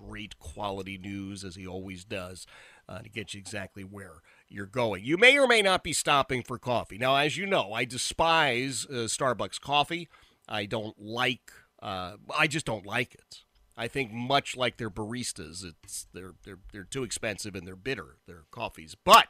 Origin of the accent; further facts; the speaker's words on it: Philadelphia, Pennsylvania, United States; moved away; I came from Philadelphia